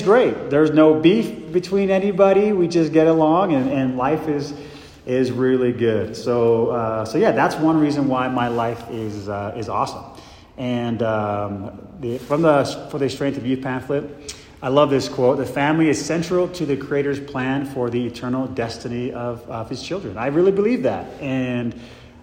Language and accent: English; Mesa, Arizona, United States; I grew up in Mesa, Arizona, with three brothers and four sisters.